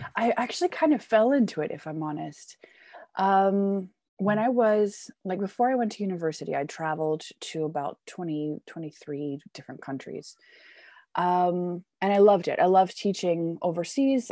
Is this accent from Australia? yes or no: no; Canada; now in Germany; I come from Canada, but I've lived all over the world